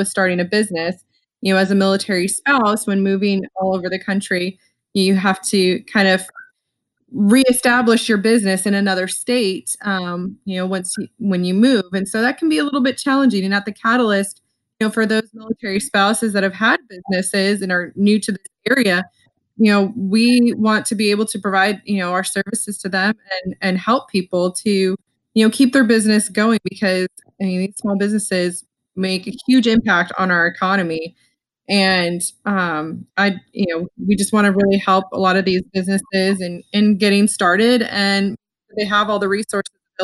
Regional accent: Arizona, United States; moved away as an adult; also born or lived in Kansas; now in Huntsville, United States; I'm not from Huntsville, Alabama. I'm from Arizona.

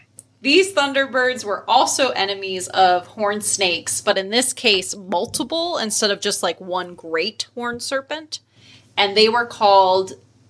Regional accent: Pennsylvania, United States; I'm from Pennsylvania

